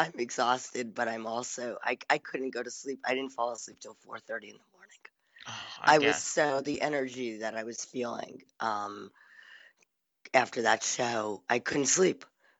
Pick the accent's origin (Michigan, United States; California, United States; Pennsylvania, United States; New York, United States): New York, United States; New York City; Okay, so if you don't know me … I'm from New York City.